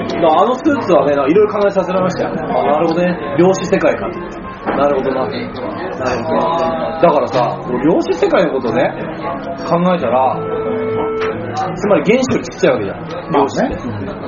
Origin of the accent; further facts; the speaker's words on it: Miyagi, Japan; 私の出身の宮城県